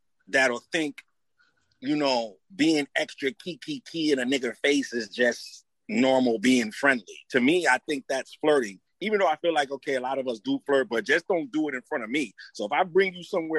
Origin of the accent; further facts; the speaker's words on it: New York, United States; I'm from New York